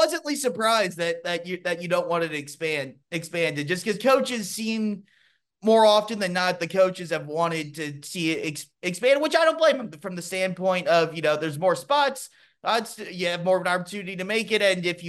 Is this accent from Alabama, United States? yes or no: no; Louisville, Kentucky, United States; Just because I used to be that guy, you know, growing up in Louisville